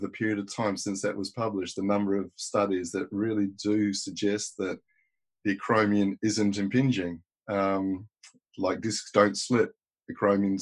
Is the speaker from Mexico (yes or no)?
no; Paraparaumu, Wellington, New Zealand; also born or lived in Australia; now in London, United Kingdom; I roamed the plains of New Zealand fighting off brontosauri. As we were talking about before this, I did my junior school in New Zealand